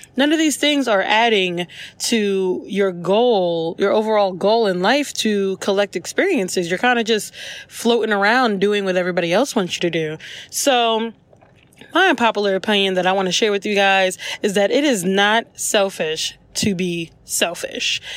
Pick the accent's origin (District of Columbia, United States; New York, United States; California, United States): New York, United States; New York City; now in Charlotte, United States; I actually live in Charlotte and I'm from New York City.